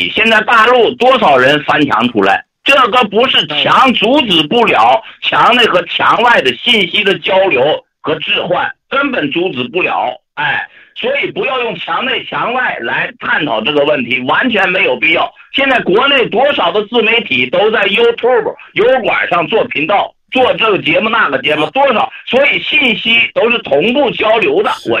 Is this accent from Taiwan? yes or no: no; China; 所以说，我们中国人就是说，从中国的历史，共产党建国到现在走的就是一条中国的道路